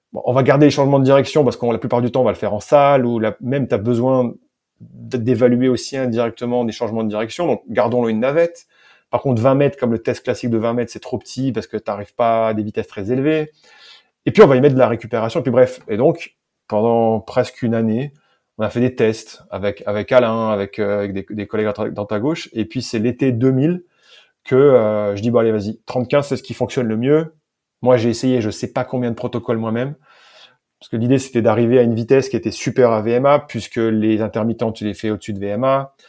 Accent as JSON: {"language": "French", "country": "France", "accent": "French", "moved": "yes", "said": "j'ai fait avec mon vieil accent français, mais je l'ai fait en anglais"}